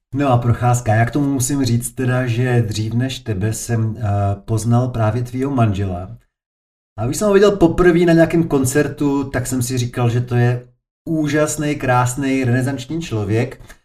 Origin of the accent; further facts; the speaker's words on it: Prostějov, Olomouc Region, Czechia; já jsem z Prostějova, nedalekýho